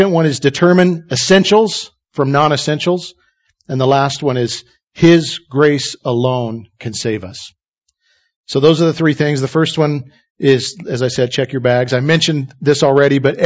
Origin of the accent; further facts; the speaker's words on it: Idaho, United States; I was raised in Idaho